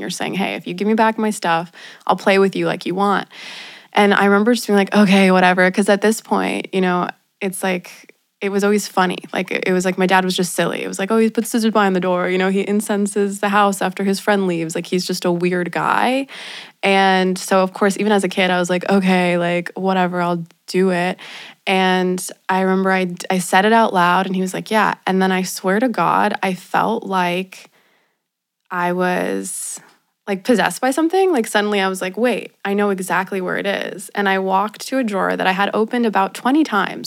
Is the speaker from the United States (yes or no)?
yes; Los Angeles, California, United States; I'm from Los Angeles, and I grew up in a very spiritual household